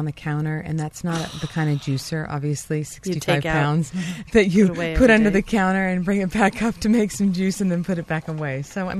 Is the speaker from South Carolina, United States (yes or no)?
no; New York, United States; I came from New York, and that's where I got my cold-pressed juice and fell in love with it.